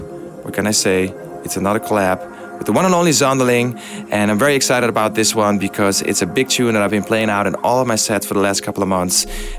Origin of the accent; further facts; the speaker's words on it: Amsterdam, North Holland, Netherlands; The biggest gathering of Hexagonians ever will take place in my hometown, Amsterdam.